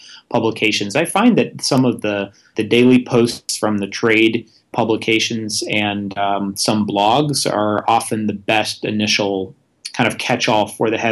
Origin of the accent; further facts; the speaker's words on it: Vermont, United States; moved away; I had an opportunity to go work for my home state senator, Patrick Leahy